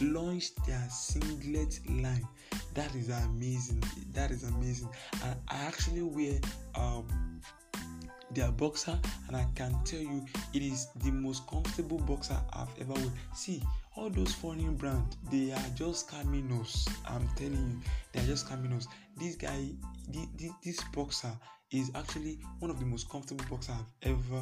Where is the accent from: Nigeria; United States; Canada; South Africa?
Nigeria; Idanre, Ondo; That is actually my constituency where I come from, Idore. I'm from Idore